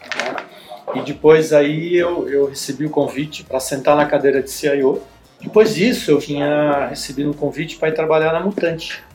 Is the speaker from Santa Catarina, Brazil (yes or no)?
no; São Paulo, Brazil; Eu nasci em São Paulo, né? Eu sou filho de imigrante.